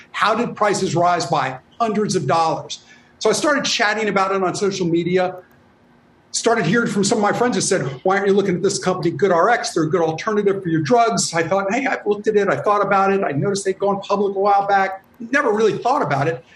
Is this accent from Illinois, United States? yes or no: yes; Chicago, Illinois, United States; Growing up in Little Village, a Latino community on Chicago's southwest side